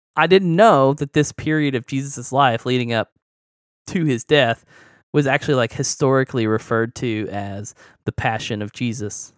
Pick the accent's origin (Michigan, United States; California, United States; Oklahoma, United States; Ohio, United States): Oklahoma, United States; that that's like right next to my hometown. Like it's Oklahoma